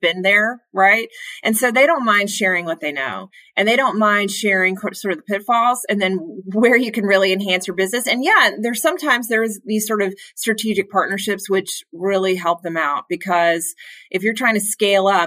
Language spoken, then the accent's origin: English; Bethesda, Maryland, United States; I grew up actually outside of Washington, D.C. in Bethesda, Maryland